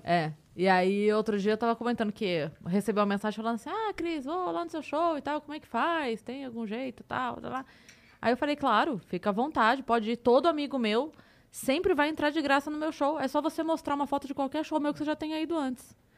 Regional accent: Sorocaba, São Paulo, Brazil; Eu sou de Sorocaba

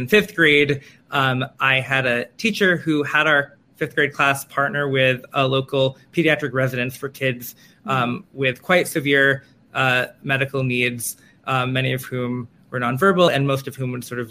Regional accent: New York City, New York, United States; I am from Manhattan, where I continue to live

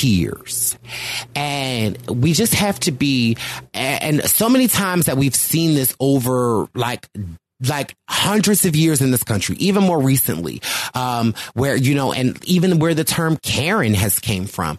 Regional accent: Philadelphia, Pennsylvania, United States; I'm from Philly

